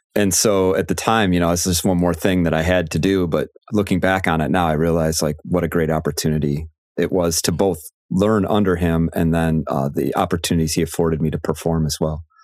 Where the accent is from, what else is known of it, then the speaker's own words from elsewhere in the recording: Chicago, Illinois, United States; moved away as an adult; now in Michigan, United States; I am from the Chicago area